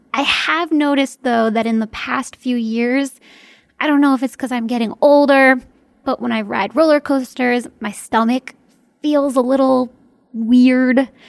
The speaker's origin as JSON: {"language": "English", "area": "near Hershey", "region": "Pennsylvania", "country": "United States", "tie": "born or raised there", "said": "my hometown is kind of in the middle of nowhere."}